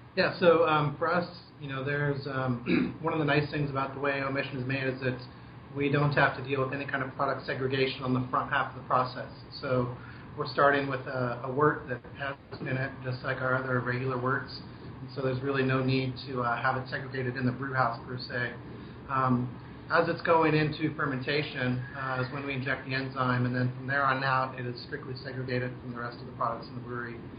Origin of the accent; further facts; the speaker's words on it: Albuquerque, New Mexico, United States; moved away as an adult; also born or lived in Ohio; now in Oregon, United States; I uh, was born in Ohio, grew up in Albuquerque, New Mexico, and then I moved to Oregon for college